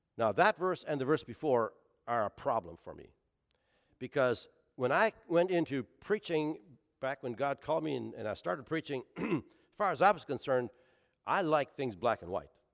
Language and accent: English; Canada; now in Portsmouth, United States; as a Canadian hockey player